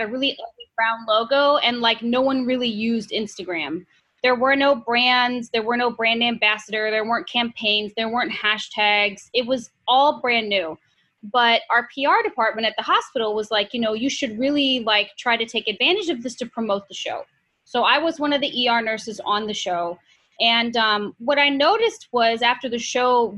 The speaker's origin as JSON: {"language": "English", "town": "St. Louis", "region": "Missouri", "country": "United States", "tie": "born or raised there", "moved": "as an adult", "lives_now": "New York City, United States", "said": "I was actually born and raised in St. Louis"}